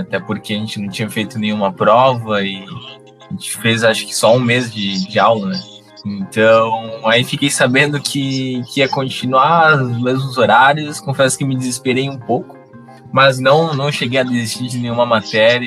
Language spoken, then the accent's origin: Portuguese; Joinville, Santa Catarina, Brazil; sou aqui de Joinville mesmo